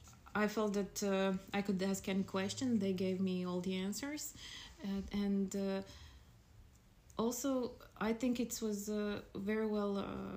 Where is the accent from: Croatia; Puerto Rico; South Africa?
Croatia; moved away as an adult; now in Denmark; I come from Croatia, like Lana, and currently I'm 33 years old, and we've moved, my boyfriend Marco and I moved here to Denmark 3 years ago.